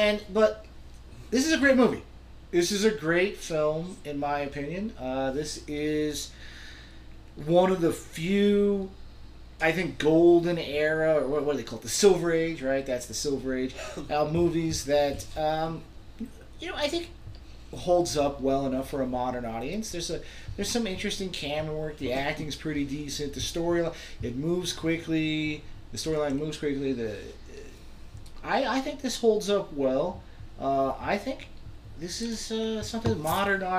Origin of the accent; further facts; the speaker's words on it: Reno, Nevada, United States; We're from Reno